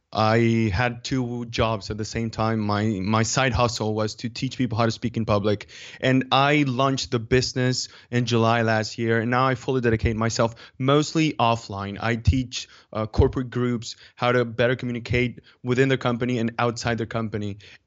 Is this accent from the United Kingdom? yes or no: no; Dominican Republic; English is a second language; now in Mallorca, Spain; I'm from Dominican Republic, but I live in Mallorca, which is an island in the Mediterranean Sea. It's a Spanish island. And, well, I've been living here for a few years now.